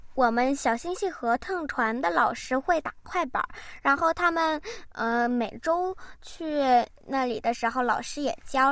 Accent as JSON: {"language": "Chinese", "country": "South Korea", "tie": "born or raised there", "said": "我一直在韩国长大"}